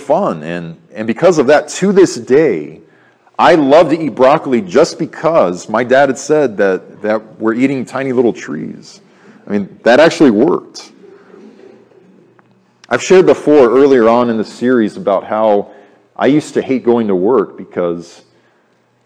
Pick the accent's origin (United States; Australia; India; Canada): United States; Arizona; When I was very young, growing up in Arizona